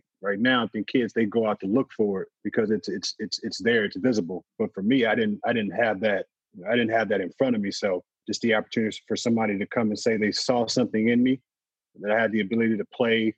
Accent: Midwest, United States; So I'm from the Midwest.

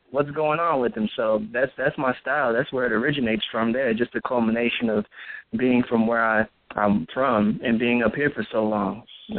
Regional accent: Midwest, United States; I mean, I'm from the Midwest, so, you know, I have the country vibe, country boy, and then I've been in the city for so long that I've adapted to the customs up here.

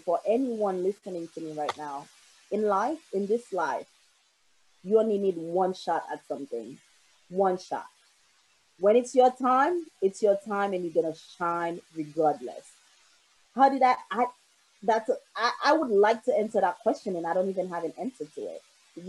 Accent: Boston, Massachusetts, United States; now in Brooklyn, United States; I've only been back here for 5 years because I grew up in Boston.

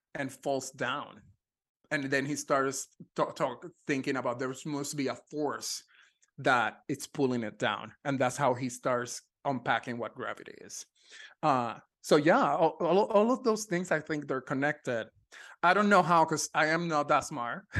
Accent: Ponce, Puerto Rico; moved away as an adult; also born or lived in Texas; now in Los Angeles, United States; I was born in Ponce, Puerto Rico.

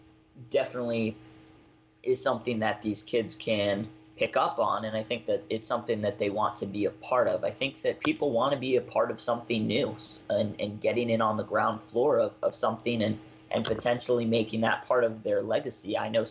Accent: Georgia, United States; moved away; I'm a Southern guy. I grew up in Georgia

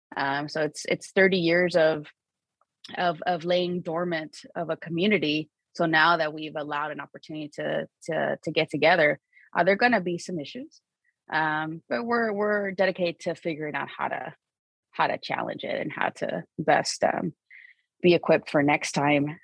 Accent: San Diego, California, United States; born and raised in Barrio Logan

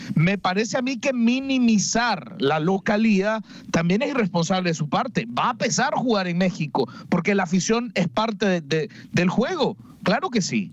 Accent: Nicaragua; Mi nacionalidad, orgullosamente nicaragüense

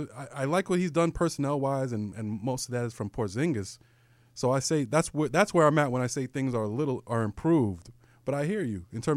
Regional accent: New York, United States; I'm a New Yorker.

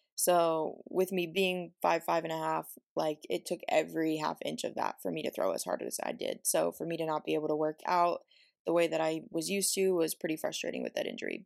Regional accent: Virginia, United States; moved away as an adult; now in Oregon, United States; I'm originally from Virginia

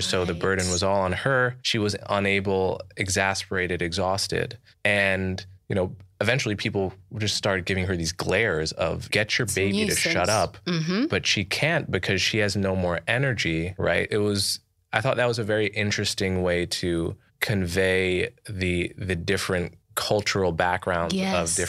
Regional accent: New York, United States; I'm from New York, so yes. There's a huge suspicion of kindness.

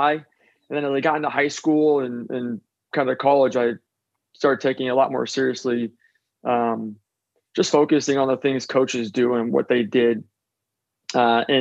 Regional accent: Seattle, Washington, United States; I grew up in Seattle

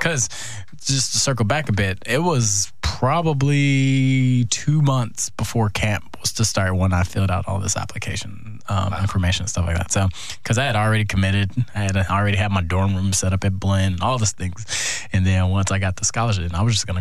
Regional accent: Houston, Texas, United States; moved away as an adult; also born or lived in Iowa; I'm from Houston

